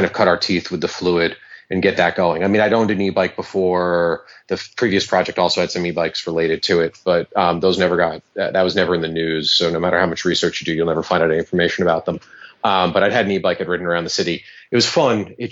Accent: New York City, New York, United States; I grew up riding BMXs around New York City

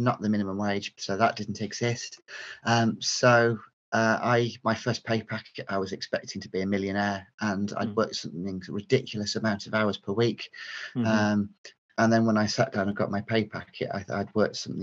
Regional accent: North Yorkshire / Cleveland, Teesside borders, Yorkshire and the Humber, United Kingdom; moved away as an adult; also born or lived in Stafford; now in Midlands, United Kingdom; I grew up in North Yorkshire, and Cleveland, Teesside, North Yorkshire borders, and then came to university in the Midlands at Stafford, and I've settled into the Midlands ever since

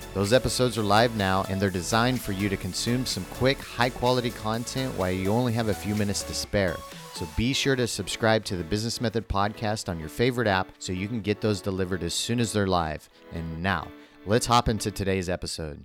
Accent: Midwest, United States; I grew up in the Midwest

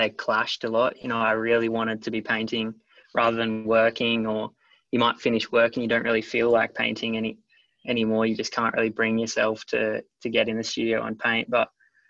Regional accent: Yallingup, Western Australia, Australia; I grew up in Yarling up in the Southwest Australia.

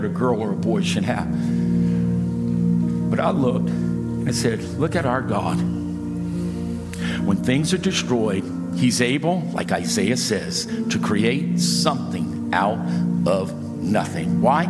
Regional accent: United States; I was born in the United States of America

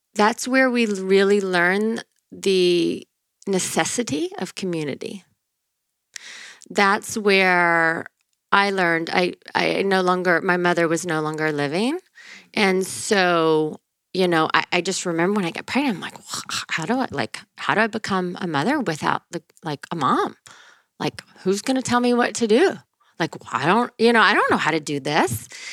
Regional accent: northern Louisiana, United States; moved away; I'm from um, Louisiana, Louisiana.

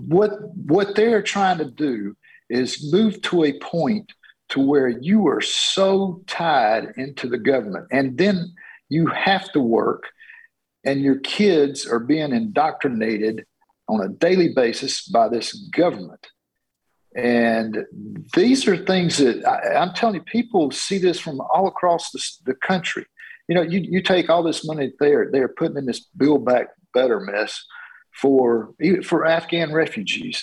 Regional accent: Georgia, United States; I am from Georgia, uh, running here in Georgia's 10th district

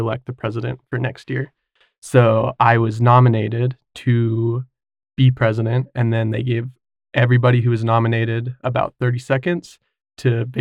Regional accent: Kaysville, Utah, United States; I grew up in Kaysville from when I was, I think, six or seven on

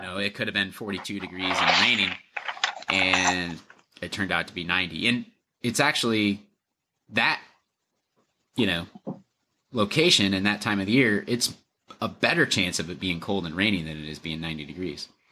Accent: Lower Michigan, United States; now in Minnesota, United States; I grew up in Lower Michigan

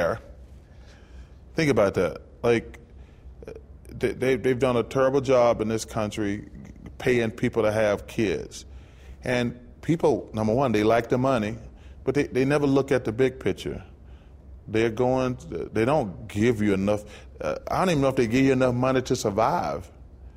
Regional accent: Alabama, United States; all these are places I grew up in Alabama.

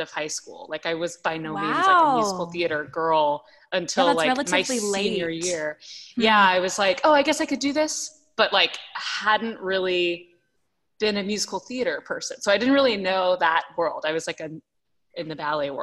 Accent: Dallas, Texas, United States; moved away as an adult; I was born in Dallas, Texas

